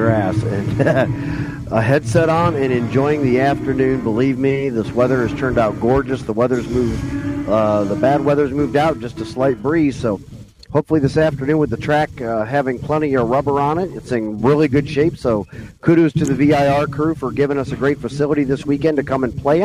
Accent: Medina, Ohio, United States; my hometown of Medina, Ohio

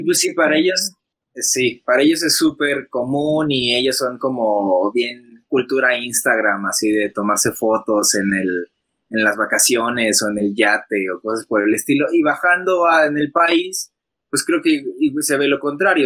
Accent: Mexico; como mexicanos

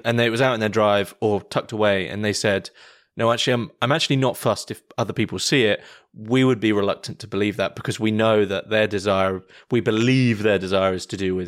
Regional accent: United Kingdom; I'm British

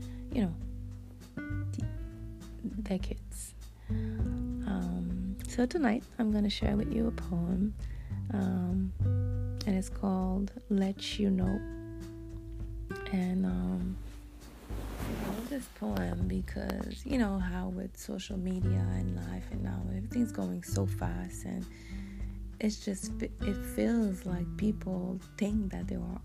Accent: Montreal, Quebec, Canada; English is a second language; I'm from the beautiful city of Montreal, Canada. So this is the reason why I have an accent. I speak French fluently, and English is my second language.

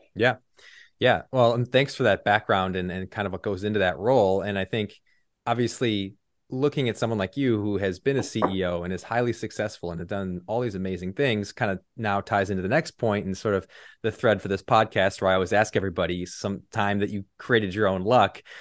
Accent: Illinois, United States; moved away as an adult; also born or lived in Texas; lived in Illinois my whole life

